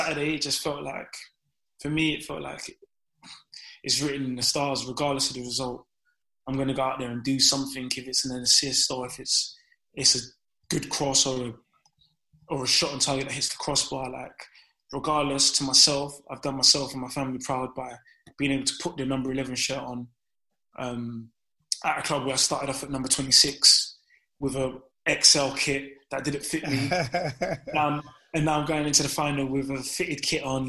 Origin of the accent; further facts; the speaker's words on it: London, United Kingdom; I'm from Downham